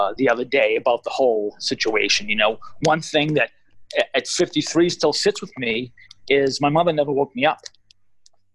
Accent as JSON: {"language": "English", "town": "Everett", "region": "Massachusetts", "country": "United States", "tie": "born or raised there", "said": "I grew up in Everett"}